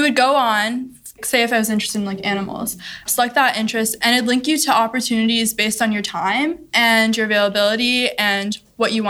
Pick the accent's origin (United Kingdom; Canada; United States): United States; Cincinnati, Ohio; I grew up in Cincinnati, Ohio, in the Westchester area